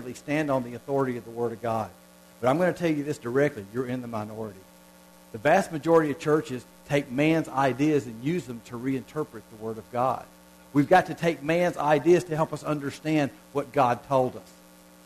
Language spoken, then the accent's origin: English; Southern United States, United States; accent: southern (reckon, ain't, y'all)